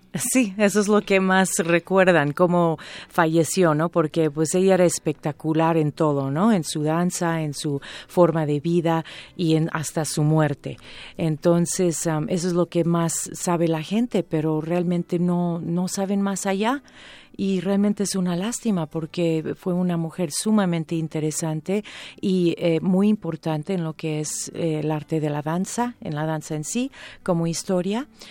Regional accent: United States; now in Mexico; Empiezo a hacer teatro en comedia musical en los Estados Unidos porque ahí es donde yo nací

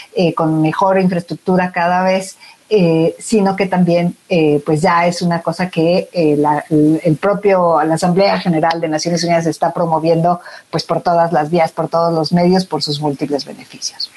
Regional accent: Mexico; como sociedad mexicana

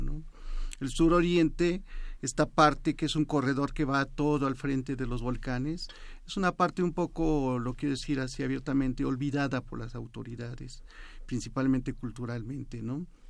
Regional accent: Mexico City, Mexico; yo pues nací viví en la Ciudad de México

